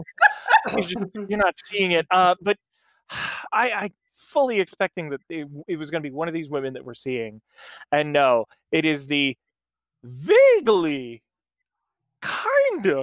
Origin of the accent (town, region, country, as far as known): United States